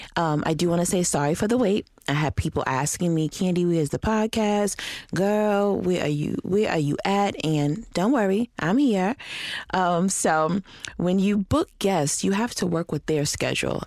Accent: Rochester, New York, United States; moved away; Rochester, New York, which is my hometown.

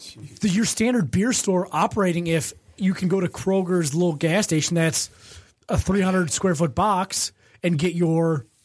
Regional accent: Michigan, United States; accent: Michigan; There's my Michigan accent.

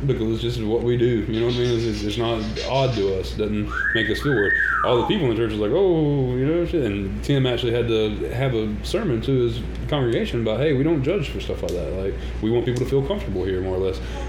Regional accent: the South, Southern United States, United States; as far as us being Southern, I was raised that cussing was bad

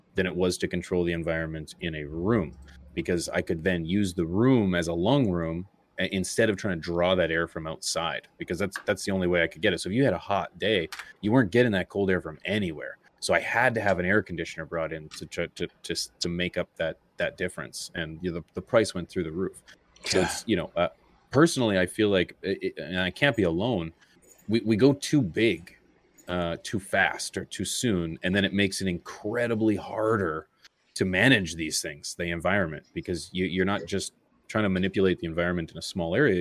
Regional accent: Canada; I'm Canadian

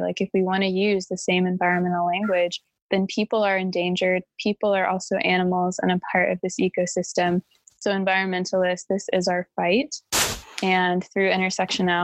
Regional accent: Missouri, United States; moved away as an adult; also born or lived in Orange County, California; now in California, United States; born and raised in Missouri

